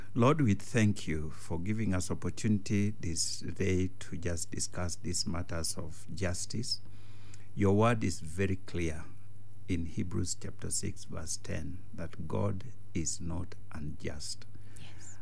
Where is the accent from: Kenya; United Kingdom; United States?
Kenya; that's my village